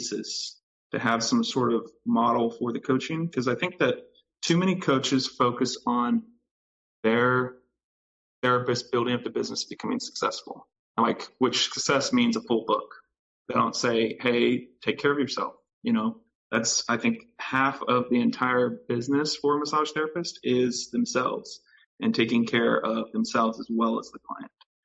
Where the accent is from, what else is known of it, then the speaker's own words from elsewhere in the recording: Texas, United States; moved away; I'm from Texas originally